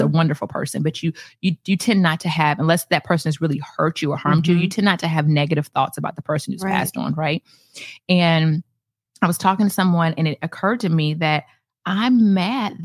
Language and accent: English; Atlanta, Georgia, United States; moved away as an adult; now in Naples, United States; I'm from Atlanta.